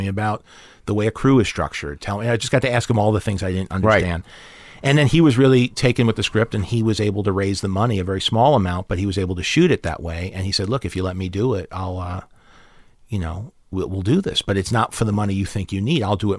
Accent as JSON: {"language": "English", "region": "New York", "country": "United States", "said": "being a New Yorker, was always, right. I was always attracted to neighborhoods, sure."}